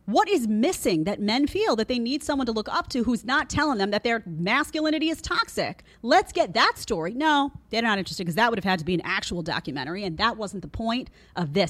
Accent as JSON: {"language": "English", "town": "New York City", "region": "New York", "country": "United States", "tie": "born or raised there", "said": "I grew up in Brooklyn around a lot of former mobsters"}